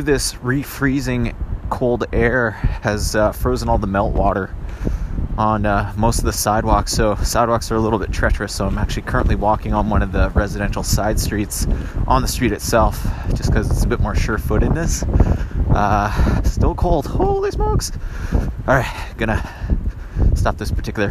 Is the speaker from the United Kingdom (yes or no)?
no; Canada; Growing up in Canada, also in a cold weather province